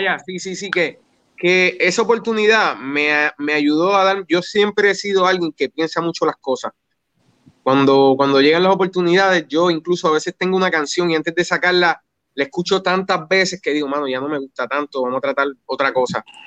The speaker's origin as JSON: {"language": "Spanish", "town": "Yabucoa", "country": "Puerto Rico", "tie": "born or raised there", "also_born_or_lived": "Humacao", "said": "yo me crié en Yabucoa"}